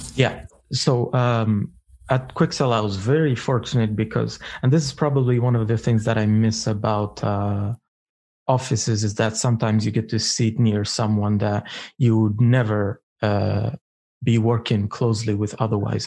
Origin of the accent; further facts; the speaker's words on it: Eritrea; English is a second language; I come from Africa, uh, more Eritrea more specifically